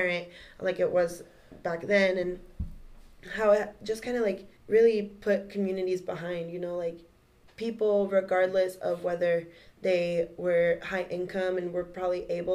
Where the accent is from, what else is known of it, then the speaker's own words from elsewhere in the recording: Aurora, Colorado, United States; I grew up in Aurora, and there's actually two school districts that run through Aurora